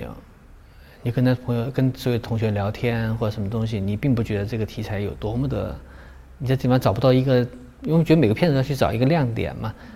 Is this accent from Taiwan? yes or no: no; Guizhou, China; moved away; 我对贵州比较熟悉，我是贵州出来的